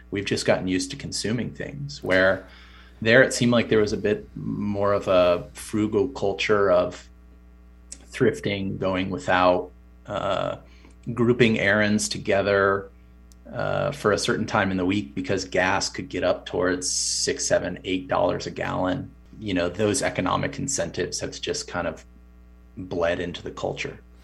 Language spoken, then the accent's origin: English; United States; as an American